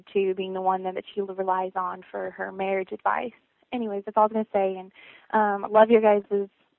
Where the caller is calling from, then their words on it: Visalia, California, United States; I'm calling from Visalia, California.